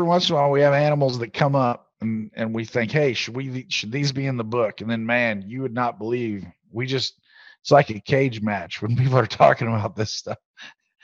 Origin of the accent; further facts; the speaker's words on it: Oregon, United States; I grew up in Roosevelt, or kind of right on the edge